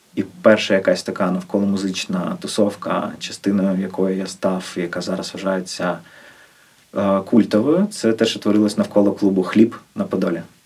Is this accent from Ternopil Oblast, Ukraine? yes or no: no; Kyiv, Ukraine; Я е, народився на Печерську. Мої батьки не з Києва, як я в першому поколінні ріс я перші 18 років на Печерську